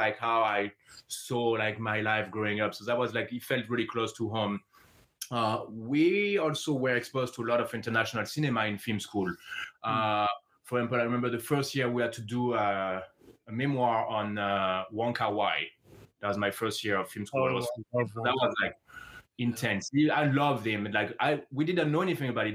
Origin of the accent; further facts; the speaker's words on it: Aix-en-Provence, Provence-Alpes-Côte d'Azur, France; English is a second language; moved away as an adult; also born or lived in Paris, France; now in Los Angeles, United States; I was born in Paris, but I grew up with my grandparents in the south of France, in a city next